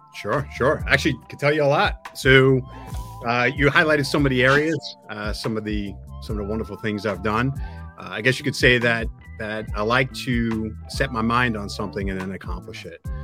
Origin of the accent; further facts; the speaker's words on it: Long Island, New York, United States; now in New Jersey, United States; I grew up in New York. I grew up in Long Island